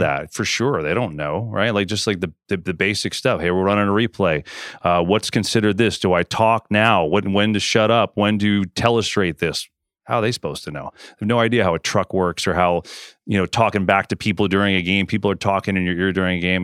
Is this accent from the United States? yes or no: yes; New York, United States; I grew up there in New York